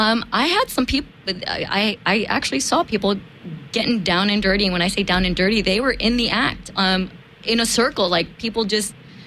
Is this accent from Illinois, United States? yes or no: yes; Chicago, Illinois, United States; we grew up in Chicago